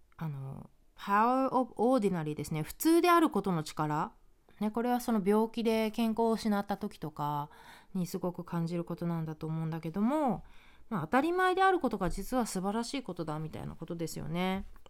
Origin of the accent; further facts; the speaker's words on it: Japan; moved away as an adult; now in United States; 日本で生まれ育った